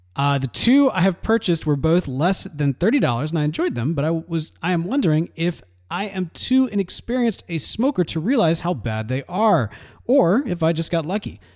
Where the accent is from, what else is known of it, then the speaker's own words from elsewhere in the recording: Mississippi, United States; now in Texas, United States; growing up in Mississippi